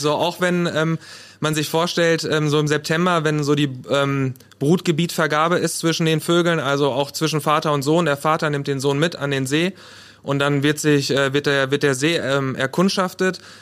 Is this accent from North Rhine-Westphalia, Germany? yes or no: yes; Paderborn, North Rhine-Westphalia, Germany; Ich komme auch aus Paderborn, so wie mein Vorredner Rick.